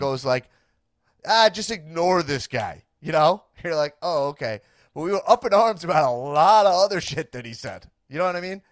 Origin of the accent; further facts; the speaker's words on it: Long Island, New York, United States; now in Los Angeles, United States; I grew up on Long Island, New York, and I'm a Jewish man myself